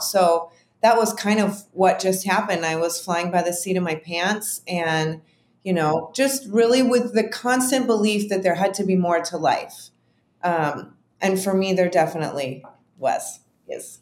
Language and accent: English; Chicago, Illinois, United States; moved away as an adult; I'm from Chicago